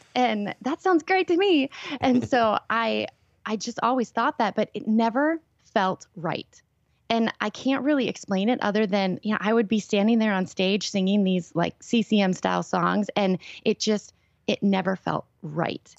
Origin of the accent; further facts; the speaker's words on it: Minnesota, United States; I grew up here.